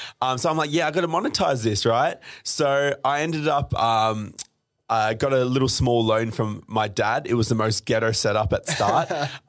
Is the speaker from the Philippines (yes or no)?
no; Melbourne, Victoria, Australia; also born or lived in Dubai; So came to Australia in 99, mm-hmm. Grew up all in Melbourne.